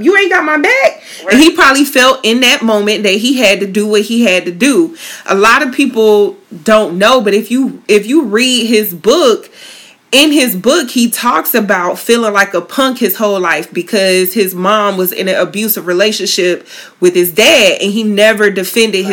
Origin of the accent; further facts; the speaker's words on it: Tallahassee, Florida, United States; FAMU 850, my hometown